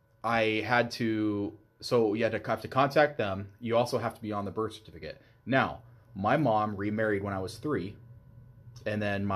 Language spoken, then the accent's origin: English; Alaska, United States; moved away; I was born in Alaska